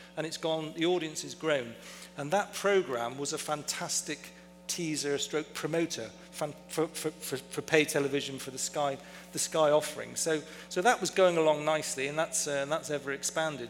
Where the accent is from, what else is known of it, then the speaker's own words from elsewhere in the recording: Bristol, South West England, United Kingdom; I was born and raised, fortunately, in a small town called Bristol in England